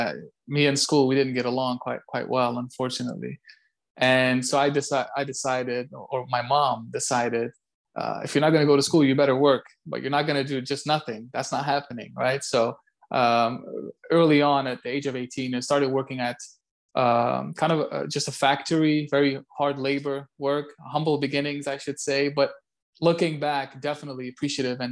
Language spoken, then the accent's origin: English; Ghent, Flanders, Belgium; English is a second language; moved away as an adult; also born or lived in Orlando, Florida / Wichita, Kansas; now in Jacksonville, United States; I was born and raised in Belgium, western part of Europe, in a city called Ghent.